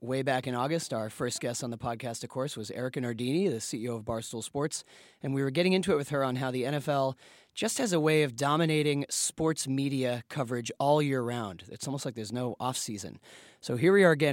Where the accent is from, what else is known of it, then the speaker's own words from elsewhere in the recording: Boston, Massachusetts, United States; I'm from Boston. I'm a, I'm a Pats fan